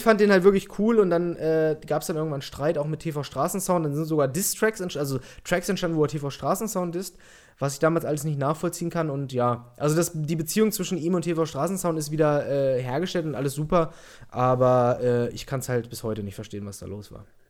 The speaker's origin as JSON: {"language": "German", "town": "Peine", "region": "Lower Saxony", "country": "Germany", "said": "ich komme aus der Nähe von Hannover"}